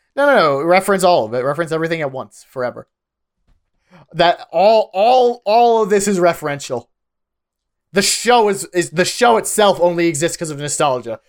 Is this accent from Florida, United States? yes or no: no; Pennsylvania, United States; I grew up in Pennsylvania.